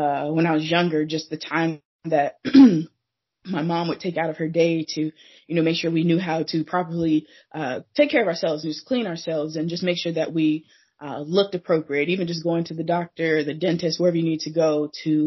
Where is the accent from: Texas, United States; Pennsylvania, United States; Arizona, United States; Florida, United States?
Arizona, United States; Phoenix; also born or lived in South Dakota / Kentucky / Georgia / Portland; now in Seattle, United States; I was born and raised in Phoenix, Arizona, but lived a couple places